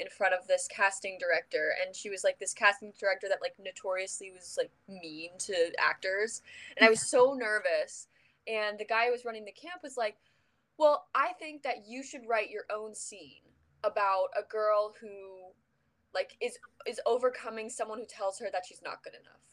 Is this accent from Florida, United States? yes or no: yes; Orlando, Florida, United States; moved away as an adult; I'm from Orlando, Florida. Grew up there all my life